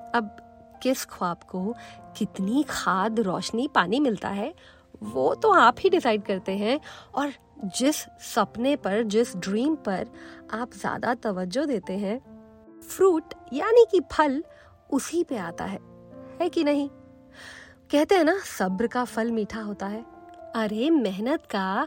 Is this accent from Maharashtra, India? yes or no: no; Delhi, India